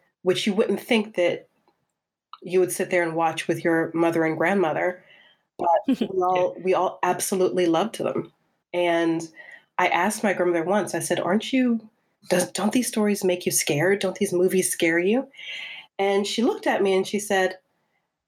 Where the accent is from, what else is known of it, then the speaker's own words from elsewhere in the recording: Charleston, South Carolina, United States; moved away as an adult; now in United Kingdom; I grew up in South Carolina